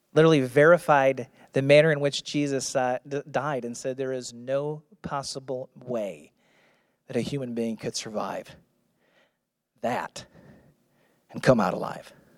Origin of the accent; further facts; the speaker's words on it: Missouri, United States; I'm from Missouri.